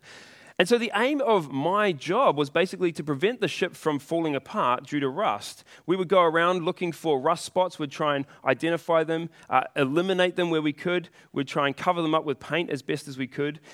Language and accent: English; New Zealand; I was born here in New Zealand